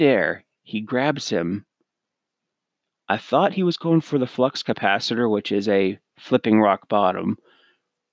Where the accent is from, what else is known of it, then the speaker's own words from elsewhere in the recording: Canada; I'm Canadian